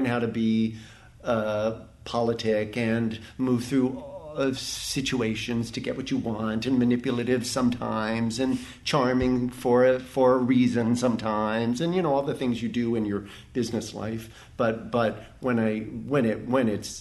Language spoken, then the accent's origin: English; Dayton, Ohio, United States; moved away; I'm from Dayton, Ohio